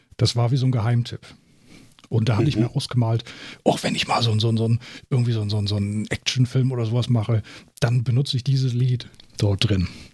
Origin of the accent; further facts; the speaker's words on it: Germany; bei uns in Deutschland